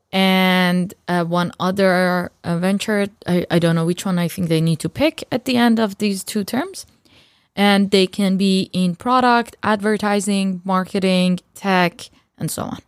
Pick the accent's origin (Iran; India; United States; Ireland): Iran; moved away; I'm from Iran